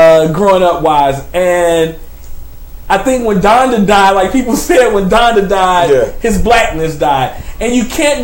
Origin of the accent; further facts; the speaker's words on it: United States; I am American. Mm-hmm. I was born here. I am from here